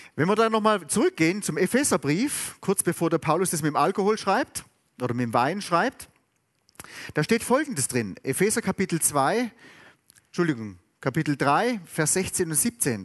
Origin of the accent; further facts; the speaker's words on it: Southern Germany, Germany; ich bin in Süddeutschland aufgewachsen.